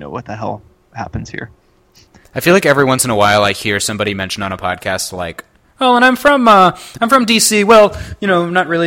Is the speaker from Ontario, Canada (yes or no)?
yes; Toronto, Ontario, Canada; now in Washington, United States; I'm from Toronto.